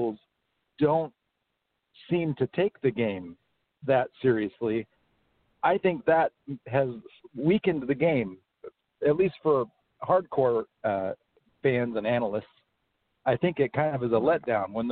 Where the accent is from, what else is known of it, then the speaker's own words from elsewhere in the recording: Houston, Texas, United States; I grew up in Houston